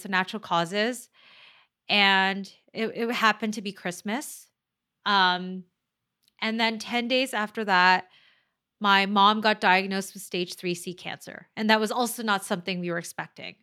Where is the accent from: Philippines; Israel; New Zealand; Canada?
Philippines; Manila, Metro Manila; moved away; I am Chinese ethnically, but I'm, I'm from the Philippines, right? So I'm, I'm born in the Philippines, in Manila